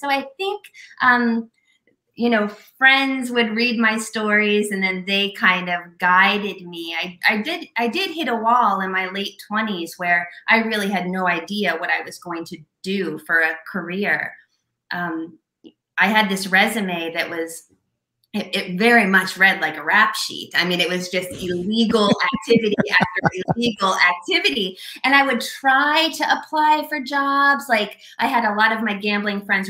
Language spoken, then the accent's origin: English; Florida, United States; moved away as an adult; also born or lived in Las Vegas; now in New York City, United States; I grew up in Florida